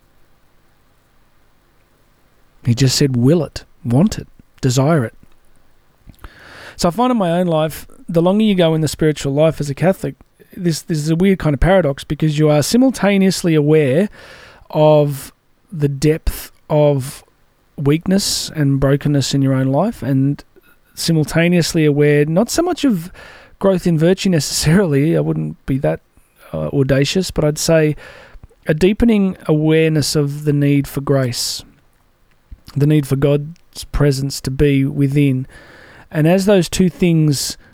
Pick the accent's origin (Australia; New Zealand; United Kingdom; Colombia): Australia; as we call it here in Australia